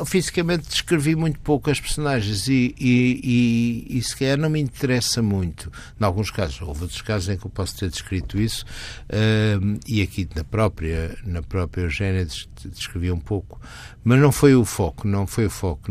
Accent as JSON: {"language": "Portuguese", "town": "Porto", "region": "Porto District", "country": "Portugal", "tie": "born or raised there", "also_born_or_lived": "Geneva / France / Vancouver", "moved": "as an adult", "lives_now": "Lisbon, Portugal", "said": "é a minha cidade natal e até é a minha raiz."}